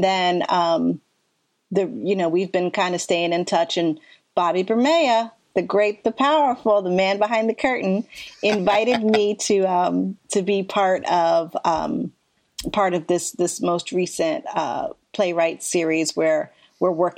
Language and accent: English; Ohio, United States; moved away as an adult; also born or lived in Philadelphia, Pennsylvania; now in Portland, United States; I was born in Philadelphia, spent most of my life in Ohio, came to Portland actually just after 9/11